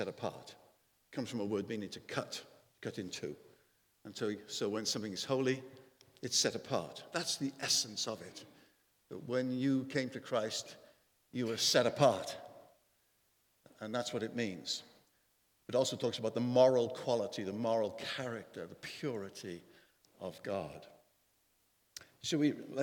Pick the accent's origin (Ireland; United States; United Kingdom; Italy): United Kingdom; Wales; a 5'9" Welshman